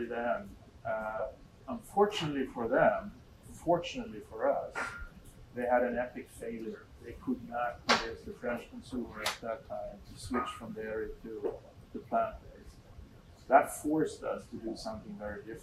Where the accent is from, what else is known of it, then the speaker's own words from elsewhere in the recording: Sweden; moved away; I go back to Sweden every so often. I meet all my old friends